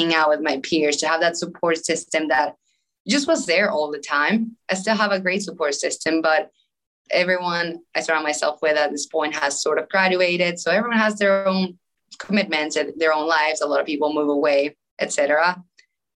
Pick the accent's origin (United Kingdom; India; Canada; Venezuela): Venezuela; Caracas, Capital District; English is a second language; moved away as an adult; also born or lived in North Carolina, United States; now in United States; I was born and raised in Venezuela, Caracas to be specific. I grew up there my whole life